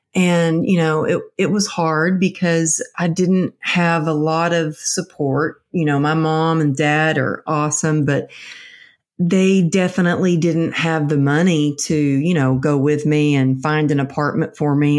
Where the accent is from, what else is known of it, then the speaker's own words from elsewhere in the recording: Texas, United States; now in California, United States; I'm from Texas, but I'm living out in California.